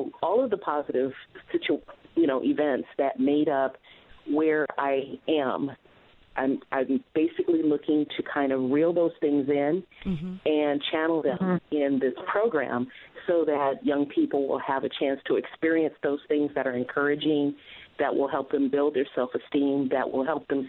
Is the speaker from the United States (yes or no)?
yes; Detroit, Michigan, United States; now in San Diego, United States; growing up in Detroit